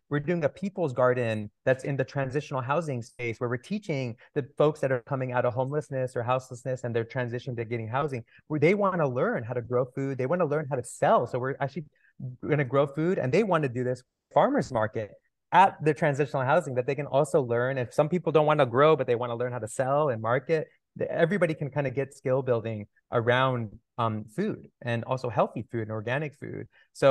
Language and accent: English; Toronto, Ontario, Canada; also born or lived in California; I grew up in Toronto and California.